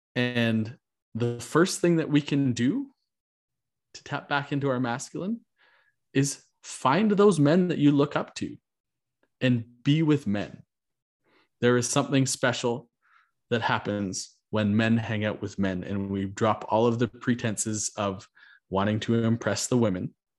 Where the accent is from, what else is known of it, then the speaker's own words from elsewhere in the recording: Canada; I am Canadian